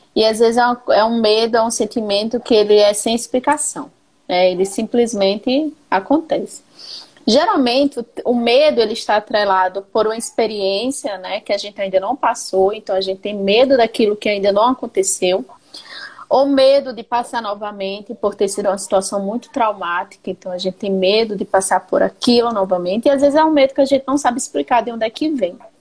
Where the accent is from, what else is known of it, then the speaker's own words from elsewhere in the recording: Paraíba, Brazil; now in Pará, Brazil; Sou paraibana, moro no Pará